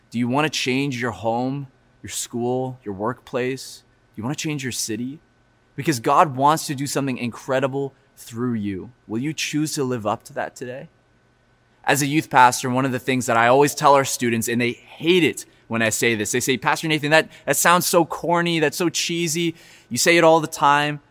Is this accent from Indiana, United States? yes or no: no; Florida, United States; now in Vancouver, Canada; I grew up in Florida